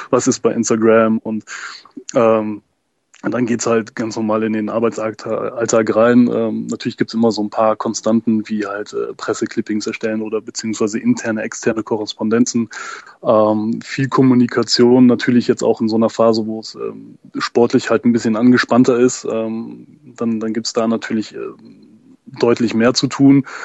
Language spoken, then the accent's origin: German; Röndorf, North Rhine-Westphalia, Germany; ich komme hier unten aus der Ecke tatsächlich halt ursprünglich aus Röndorf, deswegen ähm, da auch basketballerisch groß geworden